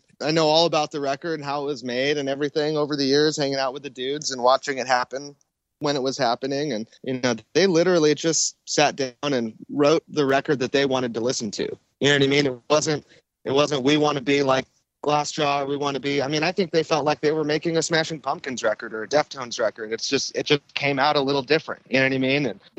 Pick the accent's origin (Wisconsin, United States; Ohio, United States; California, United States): California, United States; Temecula; also born or lived in Long Beach; Well, I was born in Long Beach. And then my parents moved to Temecula when I was in first or second grade. And they bought a little deli down in Old Town Temecula. And we started going to school in Temecula.